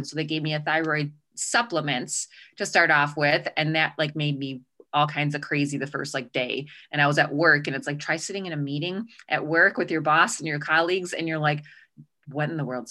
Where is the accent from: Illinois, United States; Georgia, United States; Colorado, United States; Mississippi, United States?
Illinois, United States; Chicago; accent: Chicago; now in Arizona, United States; I grew up in Chicago. You'll start to hear the Chicago accent come out.